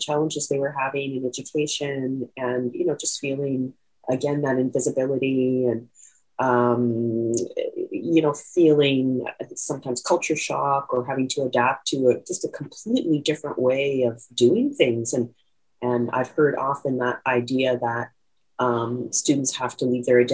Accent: Winnipeg, Manitoba, Canada; I'm Métis. I come from Winnipeg

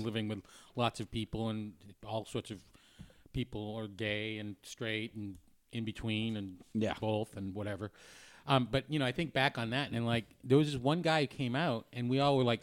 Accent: New Hampshire, United States; I grew up in New Hampshire

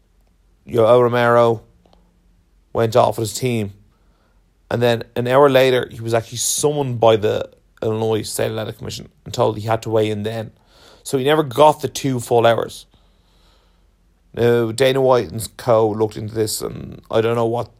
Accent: Ireland; being Irish

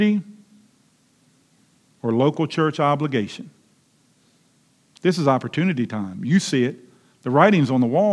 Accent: Lexington Park, Maryland, United States; also born or lived in Charles County, Maryland; I grew up in Lexington Park, Maryland

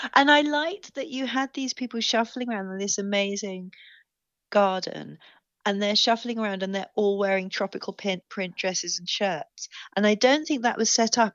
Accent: England, United Kingdom; I'm English

